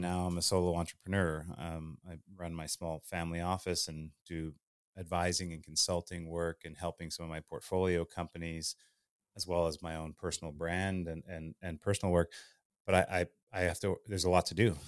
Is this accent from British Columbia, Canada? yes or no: no; Winnipeg, Manitoba, Canada; also born or lived in Thunder Bay, Ontario; I'm Canadian. I uh, I was born in Thunder Bay, Ontario, but grew up in Winnipeg.